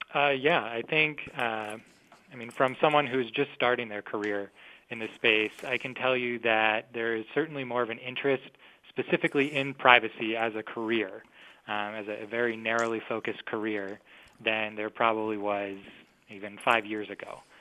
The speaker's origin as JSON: {"language": "English", "region": "Minnesota", "country": "United States", "said": "my home state, I'm from Minnesota"}